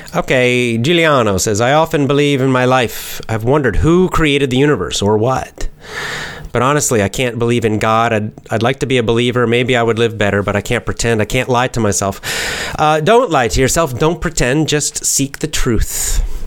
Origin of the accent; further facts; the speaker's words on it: United States; I'm American